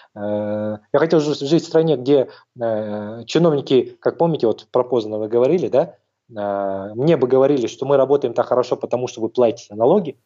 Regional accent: Almaty, Kazakhstan; я тоже как бы в Алмате родился, мой любимый город, э, э, без которого я долго не могу находиться

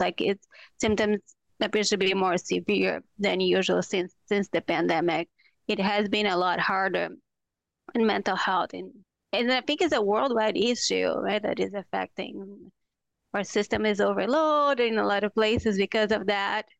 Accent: Brazil; moved away as an adult; now in Minnesota, United States; I'm from Brazil. So when I came to the U S for the first time

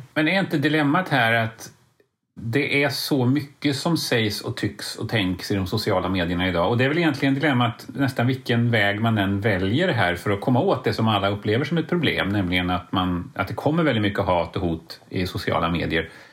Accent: Lidköping, Västra Götaland, Sweden; Jag är från Lidköping

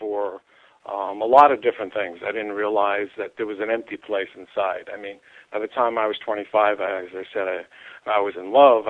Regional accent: New York City, New York, United States; I grew up in New York City

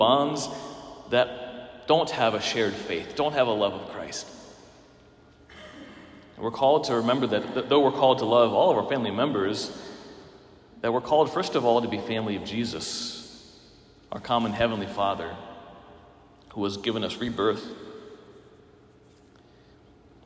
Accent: Pennsylvania, United States; moved away as an adult; now in Minnesota, United States; I'm from Pennsylvania

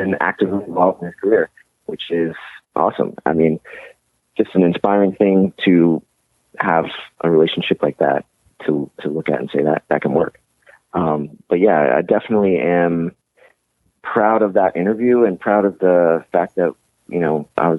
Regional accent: Atlanta, Georgia, United States; I'm from Atlanta. I was a Hawks fan.

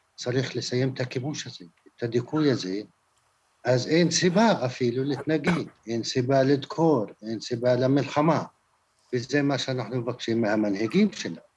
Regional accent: Palestine

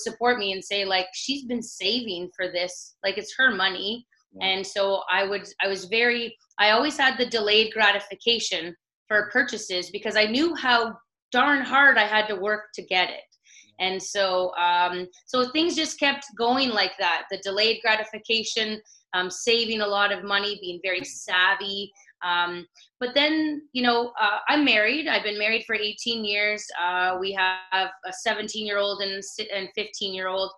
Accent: South River, Ontario, Canada; In a small town near North Bay, Ontario, called South River.

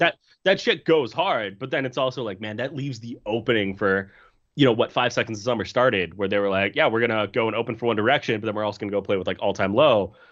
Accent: Canada; I'm from Canada

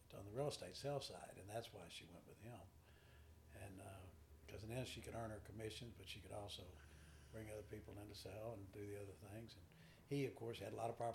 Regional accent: Texarkana, Texas, United States; New Boston Road was the world back when we were growing up

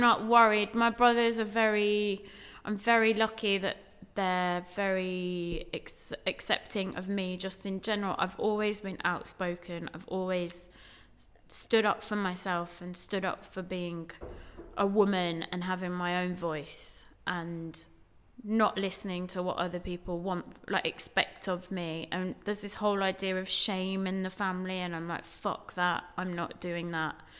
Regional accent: Dudley, West Midlands, United Kingdom; moved away as an adult; now in London, United Kingdom; growing up in the West Midlands and being the only brown girl

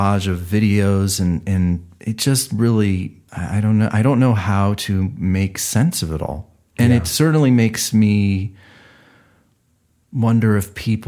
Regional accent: Cleveland, Ohio, United States; I'm from Cleveland

